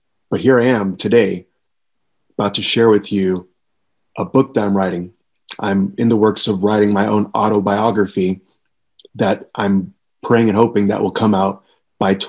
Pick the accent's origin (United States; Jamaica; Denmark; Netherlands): Jamaica; Kingston; growing up in Kingston, Jamaica